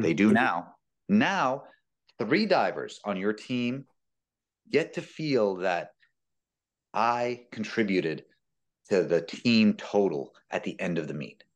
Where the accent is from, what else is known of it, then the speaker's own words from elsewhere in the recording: Bloomington, Indiana, United States; moved away as an adult; also born or lived in Wyoming / North Carolina / Wisconsin; now in Madison, United States; When I went to Indiana and I grew up in Bloomington